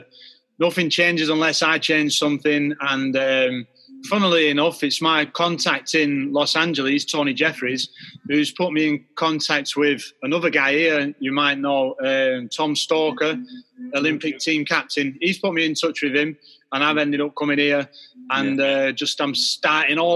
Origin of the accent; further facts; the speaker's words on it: Rochdale, North West England, United Kingdom; Rochdale, where I grew up